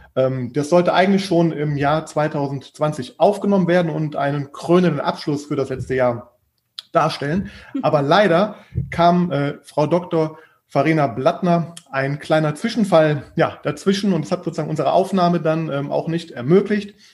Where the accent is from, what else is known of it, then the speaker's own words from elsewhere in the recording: Düsseldorf, North Rhine-Westphalia, Germany; moved away; Düsseldorf, äh, was auch meine Heimat ist. Ähm, übrigens bin auch genau da aufgewachsen